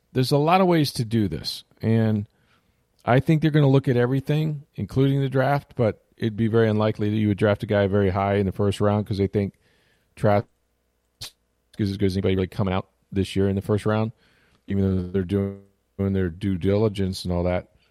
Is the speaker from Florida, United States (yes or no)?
yes; St. Petersburg, Florida, United States; my hometown of St. Petersburg